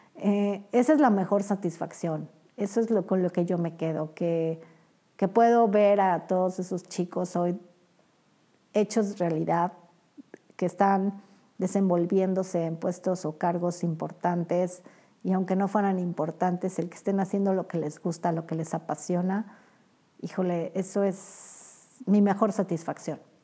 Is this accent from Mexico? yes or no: yes; Mexico; como buenos mexicanos